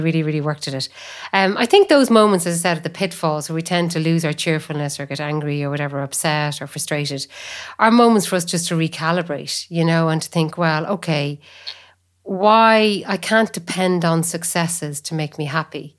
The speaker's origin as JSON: {"language": "English", "town": "Athlone", "region": "Leinster", "country": "Ireland", "tie": "born or raised there", "also_born_or_lived": "Cork", "moved": "yes", "said": "I was born in Athlone, I work in Cork."}